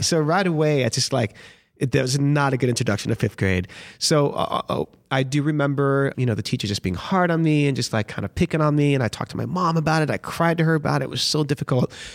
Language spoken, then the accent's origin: English; Miami, Florida, United States; moved away as an adult; also born or lived in Los Angeles / Boston; now in New York, United States; I feel like I grew up in Miami